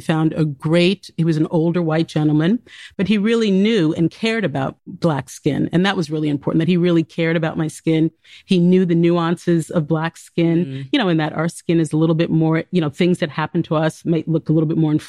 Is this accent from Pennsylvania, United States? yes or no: no; New York City, New York, United States; I grew up in New York City.